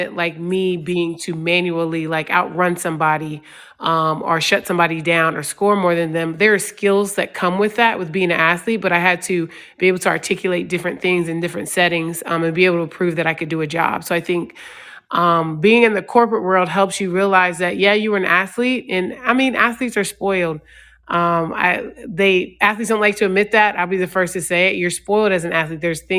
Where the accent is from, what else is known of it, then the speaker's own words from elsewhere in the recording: DeSoto, Texas, United States; also born or lived in Richmond, Virginia; I grew up military. My dad was in the Army for 22 years, so we moved a lot. So I moved from DeSoto, Texas to Richmond, Virginia, right before I started my freshman year of high school.